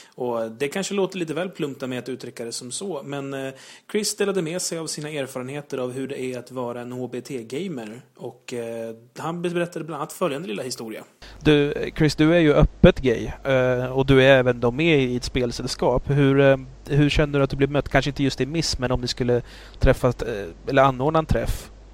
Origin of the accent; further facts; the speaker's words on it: Uppsala, Uppsala County, Sweden; moved away; jag kommer ursprungligen från Uppsala.